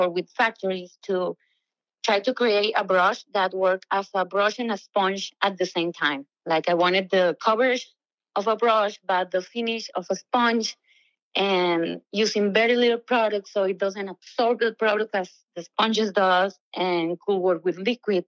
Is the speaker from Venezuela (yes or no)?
yes; Venezuela; moved away as an adult; I'm from Venezuela, a beautiful country that is having like a hard time right now. And millions of us had to leave for, you know, a better future. And I came here with nothing but dreams